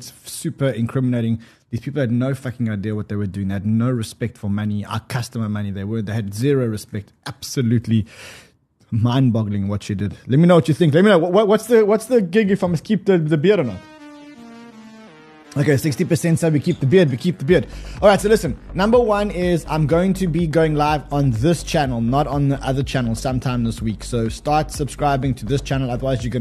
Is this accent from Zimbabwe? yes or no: no; South Africa; I'm South African